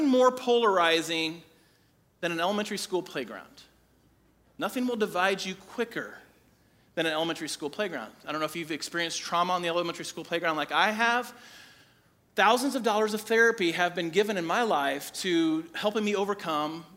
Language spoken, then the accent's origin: English; Crawfordsville, Indiana, United States; I grew up in Crawfordsville, and our elementary school